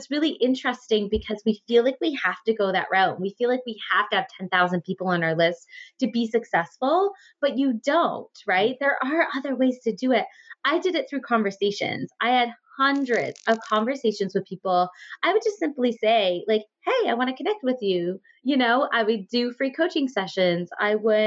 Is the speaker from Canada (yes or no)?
yes; Ontario, Canada; born or raised there; also born or lived in Guelph